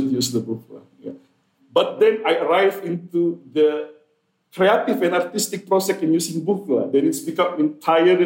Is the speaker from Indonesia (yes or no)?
yes; Indonesia; I come from Indonesia.